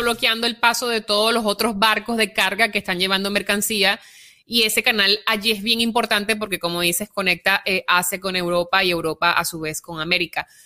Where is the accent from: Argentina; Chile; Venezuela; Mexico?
Venezuela; moved away; yo vengo de Venezuela donde hay una tiranía perpetuada en el poder por 20 años